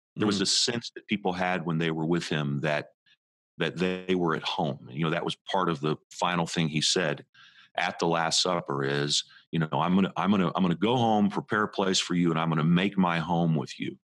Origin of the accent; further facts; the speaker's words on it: Indianapolis, Indiana, United States; now in West Orange, United States; I was just a teenager and kid growing up in Indianapolis, Indiana